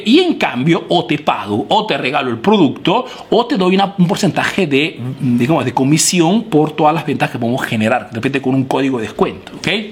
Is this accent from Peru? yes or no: yes; Peru; now in Italy